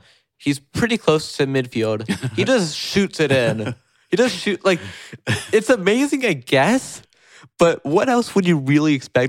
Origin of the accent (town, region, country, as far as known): New York City, New York, United States; born or raised there